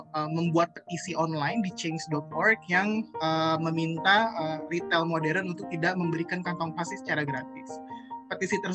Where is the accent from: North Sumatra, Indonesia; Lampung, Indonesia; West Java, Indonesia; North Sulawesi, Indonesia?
West Java, Indonesia; Bandung; saya uh, besar di Bandung dan di Bandung itu sempat ada uh, tahun 2005 dulu waktu saya masih SMA